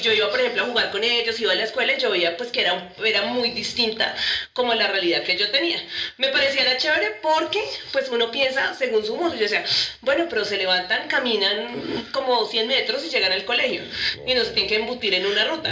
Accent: Bogotá, Colombia; yo también estoy en Bogotá, Y en mi colegio, hice mi universidad

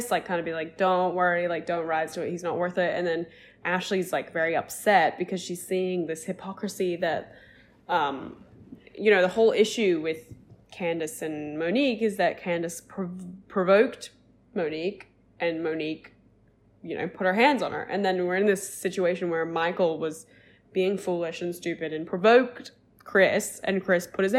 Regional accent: Australia; I'm Australian

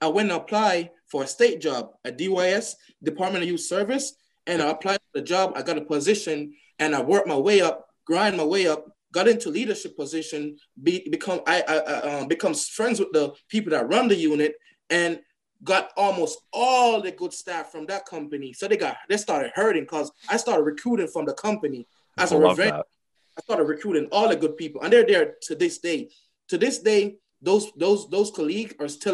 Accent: Jamaica; moved away as an adult; now in United States; I'm from Jamaica. So I came here in 2015

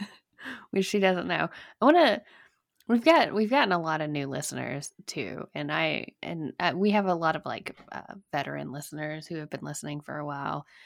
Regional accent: Alabama, United States; moved away as an adult; now in Virginia, United States; I'm from Alabama.

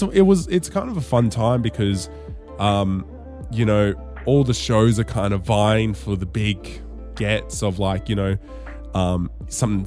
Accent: Darwin, Northern Territory, Australia; Growing up in Darwin

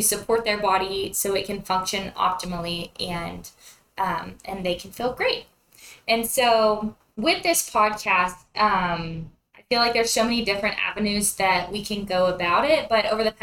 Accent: Central California, United States; moved away as an adult; now in Lubbock, United States; I'm originally from Central California, where I grew up on my family's beef cattle ranch

